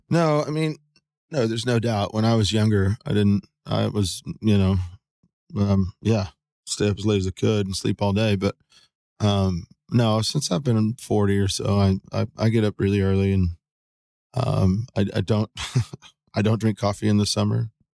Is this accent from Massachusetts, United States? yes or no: no; San Antonio, Texas, United States; I was born in San Antonio, Texas, April fifth, nineteen seventy-two